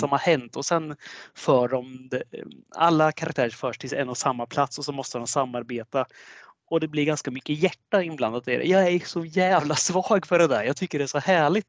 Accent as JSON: {"language": "Swedish", "country": "Sweden", "said": "vi svenskar"}